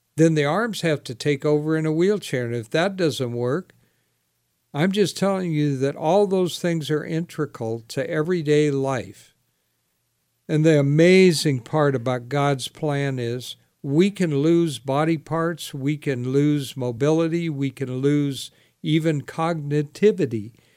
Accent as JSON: {"language": "English", "town": "Sacramento", "region": "California", "country": "United States", "tie": "born or raised there", "said": "I grew up in Sacramento"}